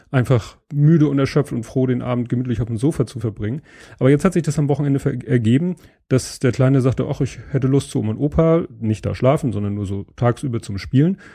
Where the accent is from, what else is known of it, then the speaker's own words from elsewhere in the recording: Hamburg, Germany; als gebürtiger Hamburger äh, hat man davon schon mal gehört.